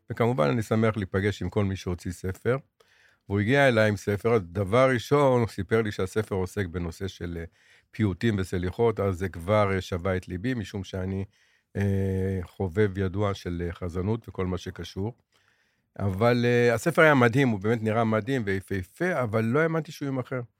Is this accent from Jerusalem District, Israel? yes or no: yes; Jerusalem, Jerusalem District, Israel; born there; אני נולדתי בערך 25 מטרים מבית הכנסת אדס.